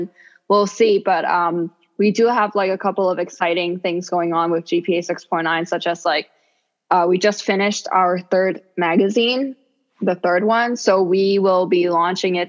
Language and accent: English; Hong Kong; English is a second language; also born or lived in New York City, United States; now in Florida, United States; me being from Hong Kong